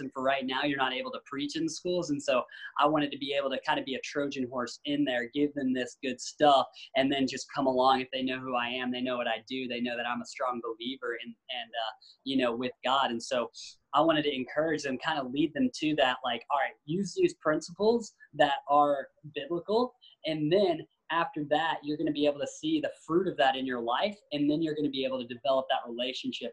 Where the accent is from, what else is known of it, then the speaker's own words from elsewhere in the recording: Tennessee, United States; I grew up in Tennessee where skating wasn't really popular